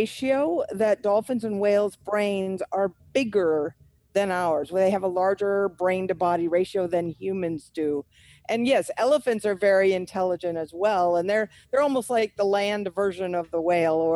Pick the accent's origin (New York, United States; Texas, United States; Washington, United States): Washington, United States; Olympia; moved away as an adult; now in Panama; I grew up in Olympia, Washington, right on Puget Sound.